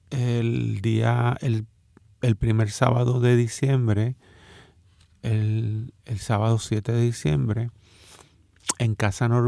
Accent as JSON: {"language": "Spanish", "country": "Dominican Republic", "tie": "born there", "said": "yo nací en República Dominicana de una familia dominicana eh, y de una madre dominicana."}